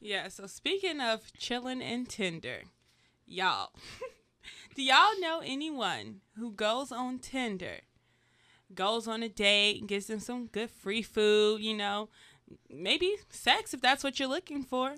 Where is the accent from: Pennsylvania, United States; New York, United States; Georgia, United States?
Georgia, United States; moved away; I'm from Georgia.